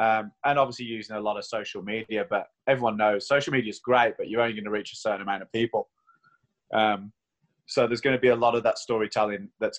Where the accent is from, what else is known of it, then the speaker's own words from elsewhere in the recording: Queenstown, Otago, New Zealand; I'm from Queenstown. So, if you're going to choose anywhere in the world to have a lockdown, Queenstown's probably the place you'd do it.